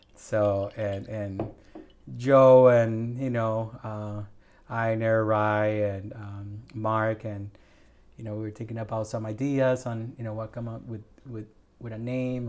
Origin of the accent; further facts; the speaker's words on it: Puerto Rico; also born or lived in Milwaukee, Wisconsin / Madison, Wisconsin; now in Evansville, United States; I'm originally from Puerto Rico